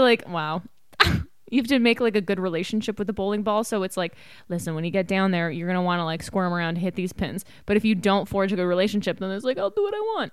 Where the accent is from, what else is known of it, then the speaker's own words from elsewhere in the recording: Canada; now in United States; we're Canadian.